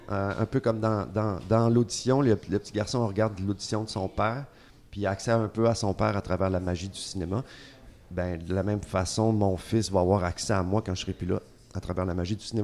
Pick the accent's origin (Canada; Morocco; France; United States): Canada; Montreal, Quebec